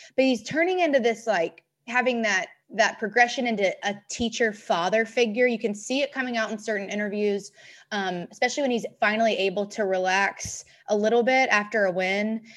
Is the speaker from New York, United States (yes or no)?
no; Memphis, Tennessee, United States; growing up in Memphis